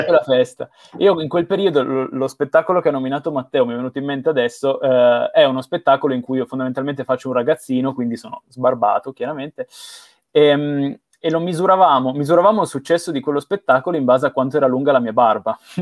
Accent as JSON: {"language": "Italian", "town": "Bra", "region": "Piedmont", "country": "Italy", "tie": "born or raised there", "said": "io sono nato a Bra, in provincia di Cuneo, vicino a Torino"}